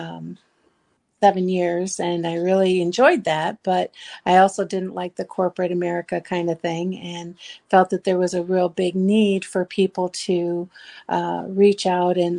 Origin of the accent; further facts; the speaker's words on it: Shell Rock, Iowa, United States; I am from Shell Rock, Iowa.